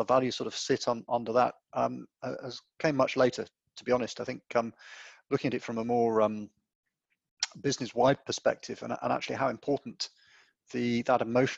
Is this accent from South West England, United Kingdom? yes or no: yes; West Cornwall, South West England, United Kingdom; moved away; I grew up in West Cornwall in a small family business running a hotel